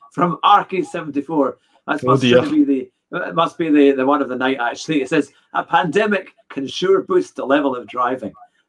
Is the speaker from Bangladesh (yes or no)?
no; Scotland, United Kingdom; also born or lived in Glasgow; And I'm Scottish. I lived in Glasgow for many years